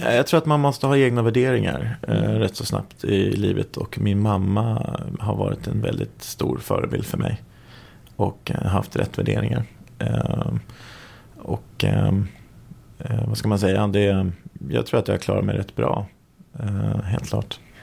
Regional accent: Sweden; vi är svenskar

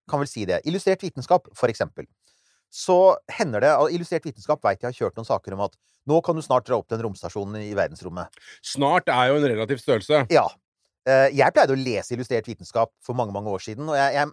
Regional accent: Norway; ja, vokst opp i Norge.

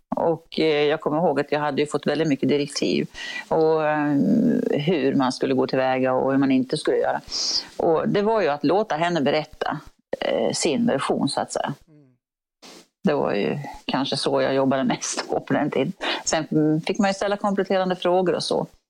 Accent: Örebro, Örebro County, Sweden; jag är ju från Örebro och eh, ja, den trakten

